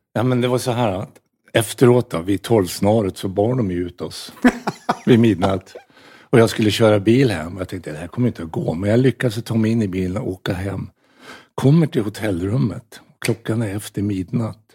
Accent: Norrland, Sweden; moved away; also born or lived in United States / Sollentuna; som norrlänning

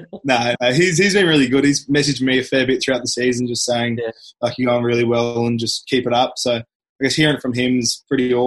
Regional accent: Queensland, Australia; being a Queenslander school pathway

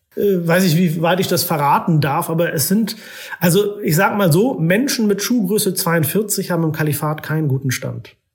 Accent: Oldenburg, Lower Saxony, Germany; moved away as an adult; also born or lived in Istanbul / Islamabad; now in Vienna, Austria; ich komme aus Norddeutschland

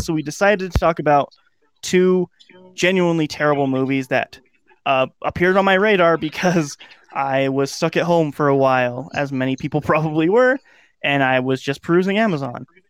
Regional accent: United States; As an American

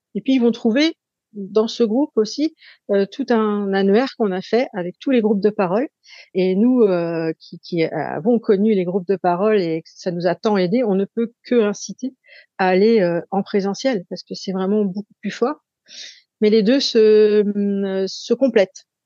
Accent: Saint-Nazaire, Pays de la Loire, France; chez nous à Saint-Nazaire

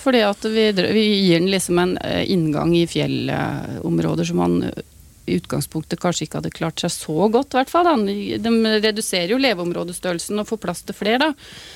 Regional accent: Vestfold, Norway; der jeg kommer fra, Vestfold

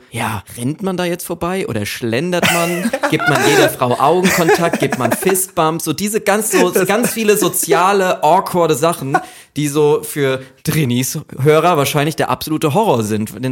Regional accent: Austria; ich komme irgendwie da aus Österreich und so

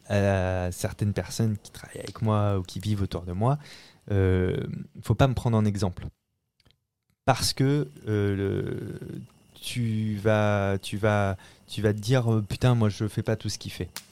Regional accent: La Rochelle, Nouvelle-Aquitaine, France; moved away as an adult; now in Paris, France; je viens de La Rochelle, au nord de La Rochelle, un petit village de 2000 habitants qui s'appelle Marcilly

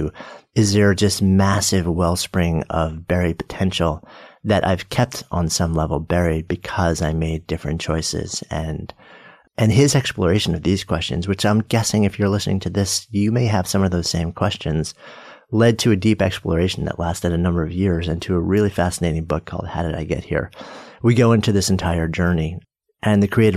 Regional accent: New York, United States; I grew up just outside of New York

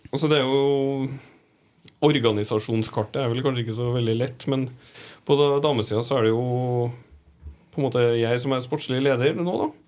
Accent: Moss, Østfold, Norway; accent: Moss dialect; also born or lived in Trondheim; Jeg er jo fra Moss, ikke sant? Så jeg har jo egentlig en ja, bokmål-mossedialekt som jeg får kritikk for når jeg er der. At den er vanna ut. Og så har jeg bodd mange år i Trondheim

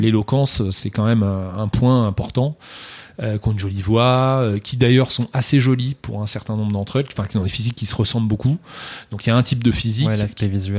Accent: France; nous sommes français

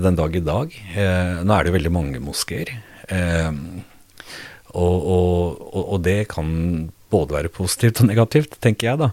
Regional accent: Norway; min oppvekst og min skolegang mm. fra Fjell

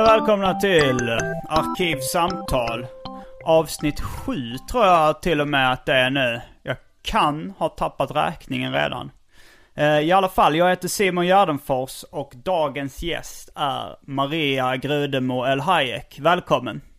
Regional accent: Skåne, Sweden; som skåning

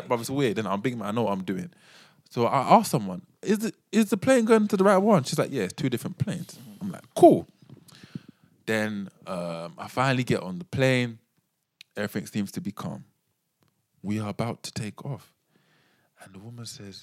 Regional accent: England, United Kingdom; also born or lived in Ghana; I say, England. Quickly followed by Ghana.

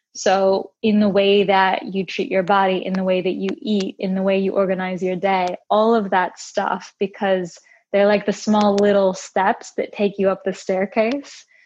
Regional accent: United States; I am Brazilian American and I spent most of my time growing up in the States

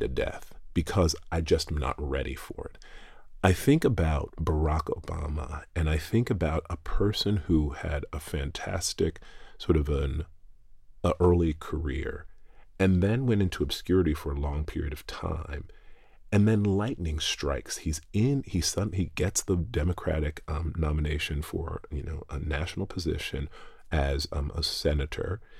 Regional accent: the South, United States; I grew up in the United States, and anyone who's listening can obviously tell that. And then I grew up in the South

